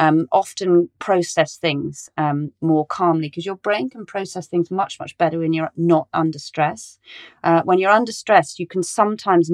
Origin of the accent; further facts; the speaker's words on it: Cornwall, South West England, United Kingdom; now in Westminster, London, United Kingdom; I grew up in Cornwall in the middle of nowhere